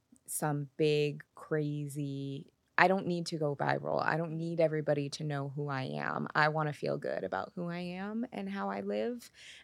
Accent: Seattle, Washington, United States; born or raised there

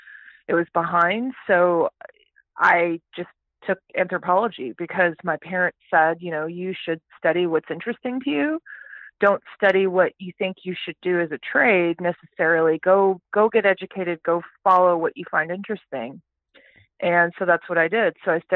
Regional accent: Houston, Texas, United States; also born or lived in Toronto, Canada / Calgary, Canada; I grew up in the great state of Texas

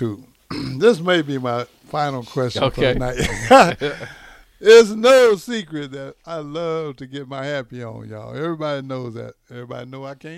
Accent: Greenville, Texas, United States; born or raised there; now in Lincoln, United States

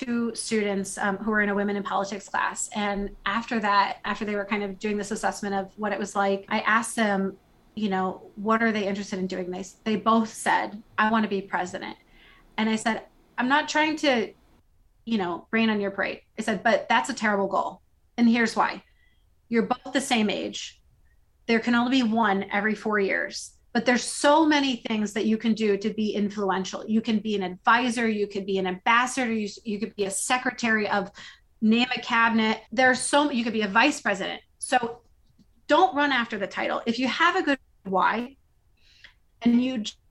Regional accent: Iowa, United States; born or raised there

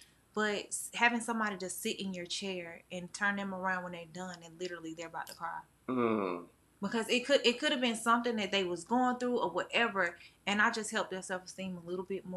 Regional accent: Spartanburg, South Carolina, United States; also born or lived in Texas; I was born in Texas, but I'm raised in Spartanburg, South Carolina. Yes, that's where I grew up.

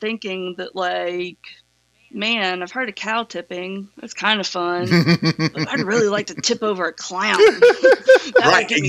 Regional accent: the South, United States; So, my background, you know, I'm from the South, and I was raised Southern Baptist.

